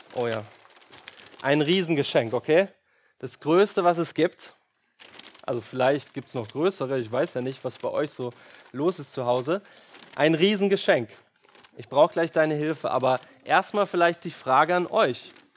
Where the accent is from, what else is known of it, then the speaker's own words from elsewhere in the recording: Germany; wir Deutschen